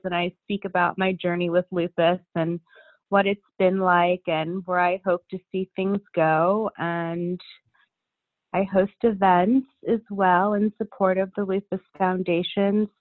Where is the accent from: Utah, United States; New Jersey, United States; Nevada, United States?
New Jersey, United States; Princeton; now in New York, United States; I was raised in Princeton, New Jersey